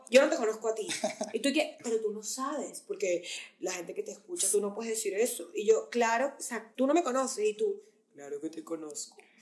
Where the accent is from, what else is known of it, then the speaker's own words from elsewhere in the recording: Maracaibo, Zulia, Venezuela; now in United States; yo soy de Maracaibo